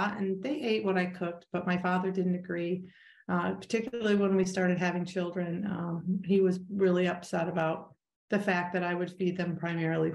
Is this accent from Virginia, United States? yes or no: no; upstate New York, United States; I am a person who grew up in upstate New York.